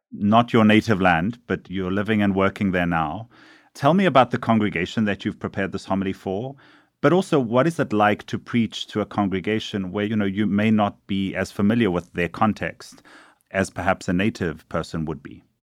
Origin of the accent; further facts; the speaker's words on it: South Africa; now in New York, United States; a Jesuit priest from South Africa